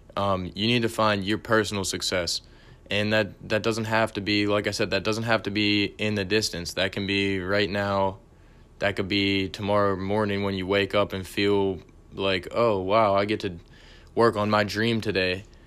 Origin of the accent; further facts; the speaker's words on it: Pittsburgh, Pennsylvania, United States; I'm from Pittsburgh